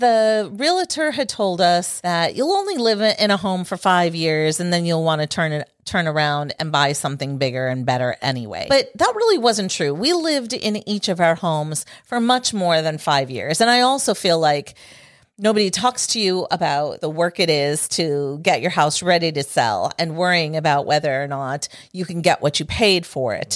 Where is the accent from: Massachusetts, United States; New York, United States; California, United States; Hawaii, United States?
New York, United States; now in Houston, United States; I was born in New York State